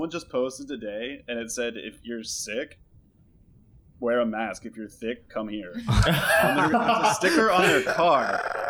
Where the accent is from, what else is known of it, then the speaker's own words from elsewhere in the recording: Melbourne, Florida, United States; moved away; I'm from Melbourne, so Central Florida.